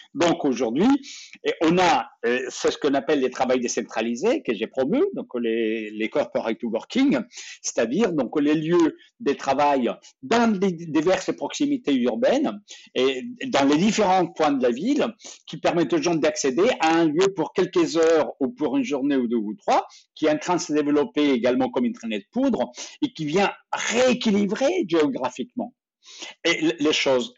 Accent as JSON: {"language": "French", "country": "France", "said": "dans nos vies ici, chez nous, en Europe, en, France."}